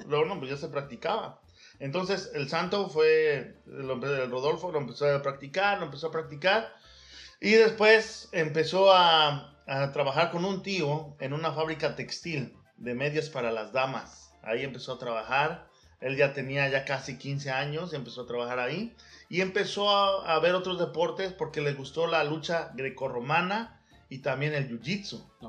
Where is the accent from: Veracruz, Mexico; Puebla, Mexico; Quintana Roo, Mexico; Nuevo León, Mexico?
Veracruz, Mexico; moved away; also born or lived in Mexico City; me criaron en Veracruz, pero oh. nací ahí en el DF y viví unos tiempos ahí en la colonia, colonia, Guerrero